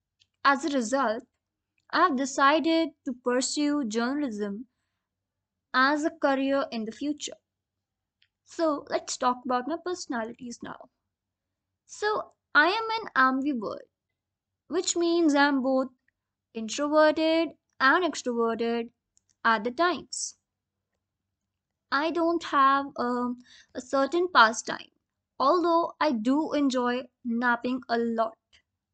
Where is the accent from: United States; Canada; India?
India; Rajasthan; moved away; also born or lived in Delhi / Dehradun; I was born in Delhi and raised in the state of Rajasthan.